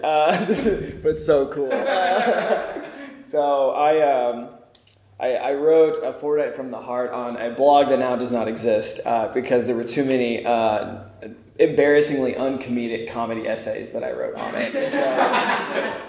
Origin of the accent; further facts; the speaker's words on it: Springfield, Missouri, United States; moved away; I'm from Springfield, Missouri